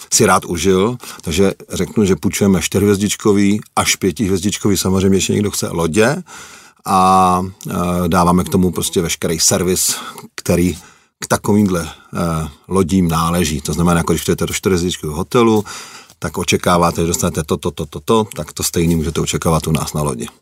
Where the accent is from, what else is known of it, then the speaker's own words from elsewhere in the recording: Czechia; moved away as an adult; also born or lived in Germany; já jsem Čech, jsem hrdý na to, že jsem Čech, ale žil jsem 6,5 roku v Německu